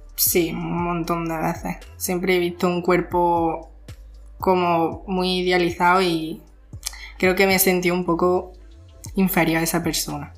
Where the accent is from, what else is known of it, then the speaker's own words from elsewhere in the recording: Jaén, Andalusia, Spain; Soy de Jaén y estudio en la ESO